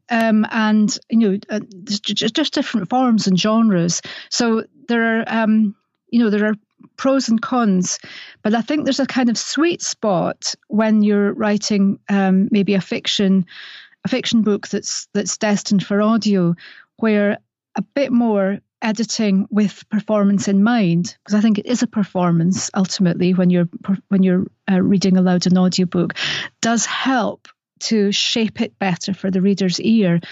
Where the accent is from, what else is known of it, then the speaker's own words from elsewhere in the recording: Scotland, United Kingdom; accent: Scottish; my Scottish accent